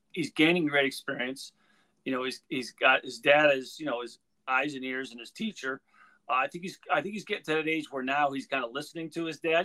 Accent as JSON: {"language": "English", "region": "Northeast", "country": "United States", "said": "I'm from the Northeast."}